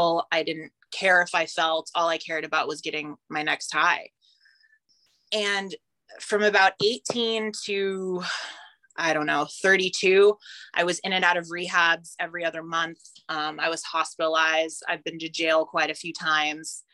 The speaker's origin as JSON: {"language": "English", "region": "California", "country": "United States", "tie": "born or raised there", "also_born_or_lived": "Nashville / Ottawa", "moved": "as an adult", "said": "I grew up in California"}